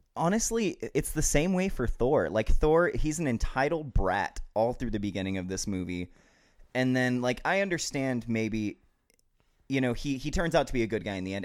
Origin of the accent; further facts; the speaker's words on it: Albuquerque, New Mexico, United States; I'm from New Mexico